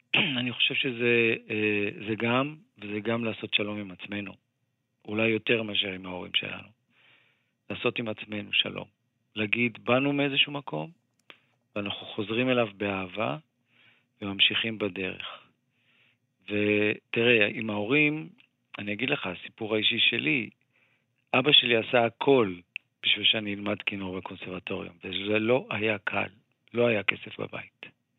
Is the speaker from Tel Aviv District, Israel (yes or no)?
yes; Ramat Gan, Tel Aviv District, Israel; also born or lived in Givatayim; אני גדלתי בחברה, אתה יודע, רמת גן גבעתיים זו חברה מעורבת